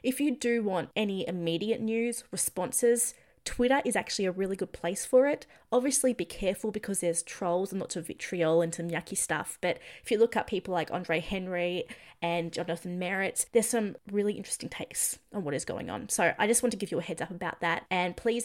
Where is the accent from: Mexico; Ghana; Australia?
Australia; as an Australian